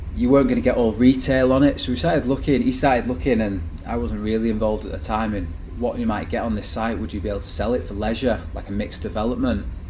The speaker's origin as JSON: {"language": "English", "town": "Manchester", "region": "North West England", "country": "United Kingdom", "tie": "born or raised there", "said": "Growing up in Manchester in, in, that age"}